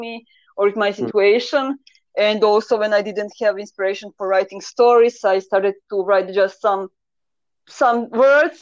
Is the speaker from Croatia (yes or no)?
yes; Croatia; first language Croatian; English is a second language; I kind of always write on the Croatian, so it is my mother language because I'm from Croatia